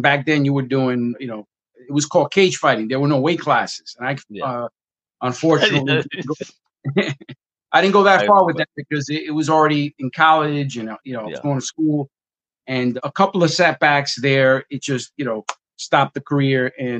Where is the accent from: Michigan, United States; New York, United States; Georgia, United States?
New York, United States; New York City; I'm from the Bronx, and I'm a former boxer from the Bronx.